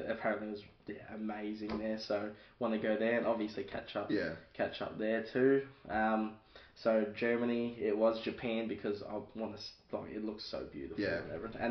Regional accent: Australia; So, I'm from Australia.

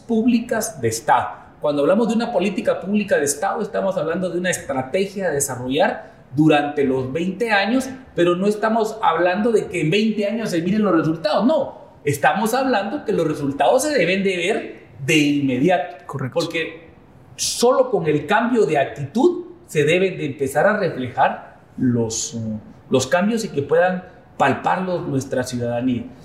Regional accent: Escuintla, Guatemala; yo nací en Escuintla.

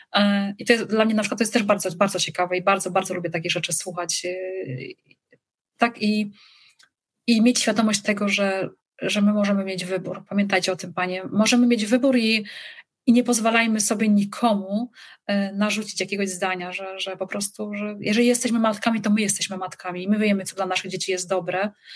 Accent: Poland; accent: Polish; moved away as an adult; also born or lived in Radomsko area / Wrocław / Szczecin; now in Ireland; jestem Polką

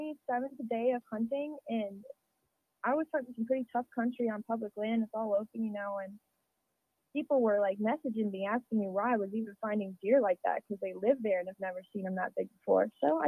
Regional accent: Midwest, United States; because that's what I've always done, you know, growing up in the Midwest

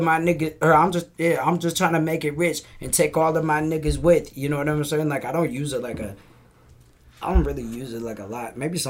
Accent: Oskaloosa, Iowa, United States; Yeah, I'm from Oski, bro.

